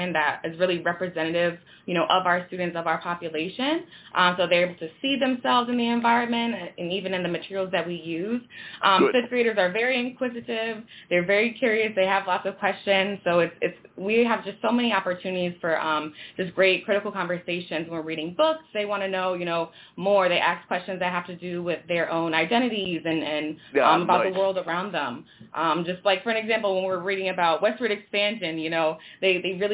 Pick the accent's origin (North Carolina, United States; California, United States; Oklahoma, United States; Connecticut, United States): Connecticut, United States; West Haven; also born or lived in Meriden, Connecticut; I'm from West Haven in Connecticut